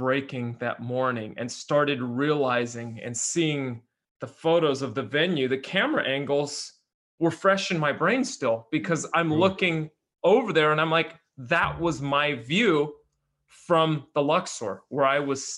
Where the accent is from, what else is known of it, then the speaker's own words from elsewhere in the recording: Bay Area, close to San Francisco, California, United States; We're in California. We grew up in the Bay Area, close to San Francisco